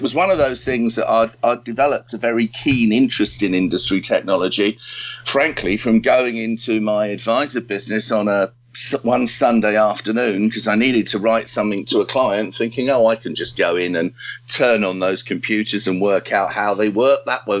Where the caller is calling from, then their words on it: Highbury, London, United Kingdom; I'm actually Skyping you from home in Highbury at the moment.